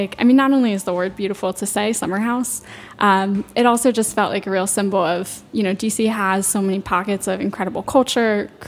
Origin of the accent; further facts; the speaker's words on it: Loudoun County, Virginia, United States; I'm from Loudoun County, so if you drive about 45 minutes west of here, you will be suddenly in Rolling Hills Farms, just rural area as far as you can see, and that's where I'm from